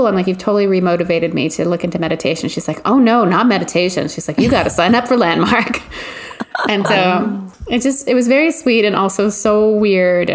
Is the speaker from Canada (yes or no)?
yes; Canada; we're Canadian